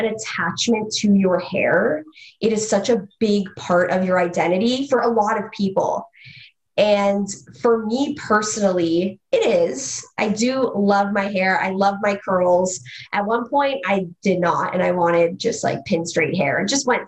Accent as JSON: {"language": "English", "town": "Mississauga", "region": "Ontario", "country": "Canada", "tie": "born or raised there", "lives_now": "Toronto, Canada", "said": "I grew up in Mississauga"}